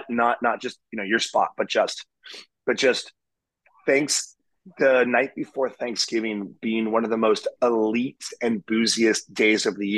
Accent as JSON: {"language": "English", "town": "Charlotte", "region": "North Carolina", "country": "United States", "tie": "born or raised there", "said": "my hometown bars in Charlotte"}